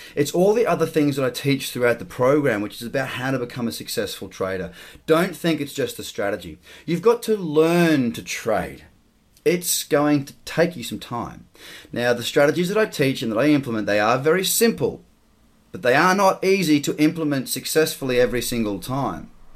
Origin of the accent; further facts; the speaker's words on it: Australia; As an Australian